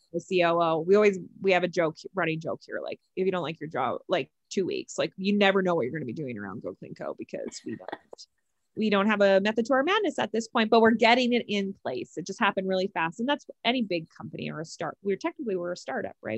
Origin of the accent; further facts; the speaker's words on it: Canada; We're both Canadian